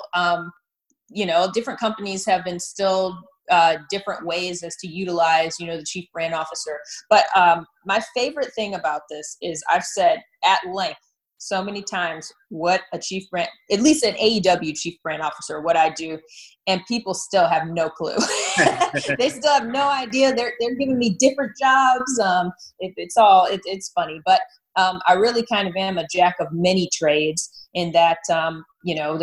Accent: Detroit, Michigan, United States; moved away as an adult; also born or lived in Miami; I grew up, I was born and raised in the Detroit metro area.

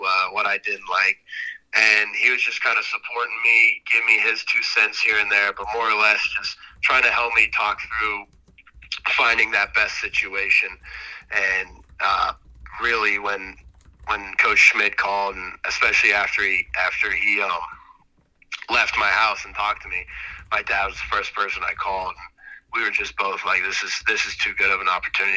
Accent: Tennessee, United States

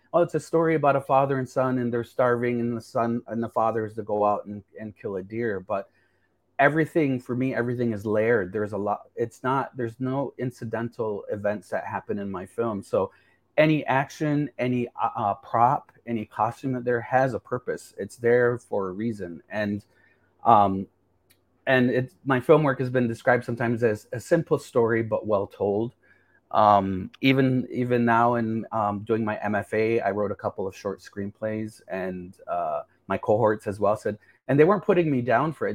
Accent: Seneca Nation, south of Niagara Falls, New York, United States; moved away as an adult; now in Toronto, Canada; I'm from the Seneca Nation of Indians. we're located about 30 and 60 miles. We're on two territories, 30 and 60 miles south of Niagara Falls

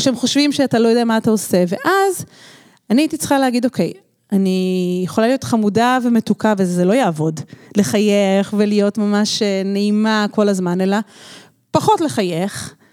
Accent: Israel; moved away as an adult; now in Barcelona, Spain; גדלתי במקהלת מורן פה בארץ

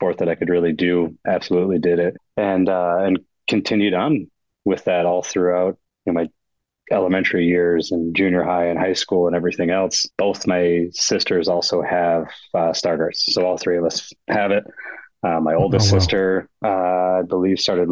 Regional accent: Battle Creek, Michigan, United States; also born or lived in Kalamazoo, Michigan; born and raised in Battle Creek, Michigan, so kind of southwest corner of the Lower Peninsula

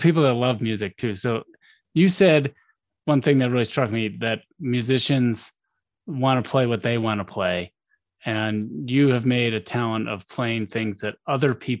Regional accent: West Coast, United States; I'm from the West Coast

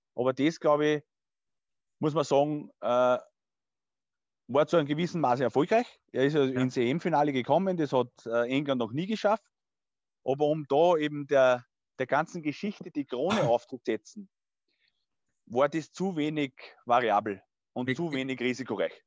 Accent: Burgstall an der Erlauf, Lower Austria, Austria; also born or lived in Scheibbs; geboren ich, und aufgewachsen in Burgstall an der Erlauf.

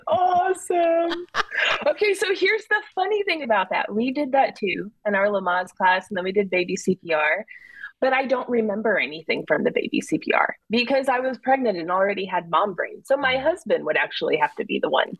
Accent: Texas, United States; also born or lived in New Jersey; I was born in Jersey. My dad does live in New York, but I was raised in Texas

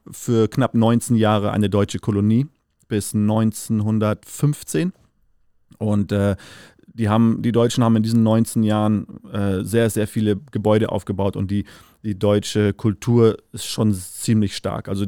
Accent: Windhoek, Khomas, Namibia; now in Germany; Äh, fünfte Generation aufgewachsen in Namibia, äh, geboren äh, in der Hauptstadt, in Windhoek City

